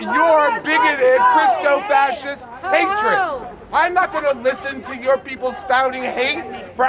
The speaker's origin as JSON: {"language": "English", "region": "Virginia", "country": "United States", "tie": "born or raised there", "moved": "yes", "lives_now": "New York City, United States", "said": "I grew up in this country. I grew up in Virginia, a stone's throw away from Pat Robertson."}